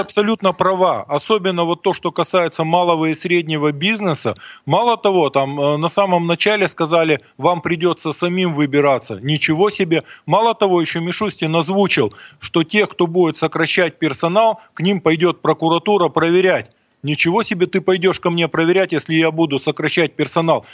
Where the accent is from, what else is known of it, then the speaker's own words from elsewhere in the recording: Mironovo, Sverdlovsk Oblast, Russia; из моей родной деревни, из Миронова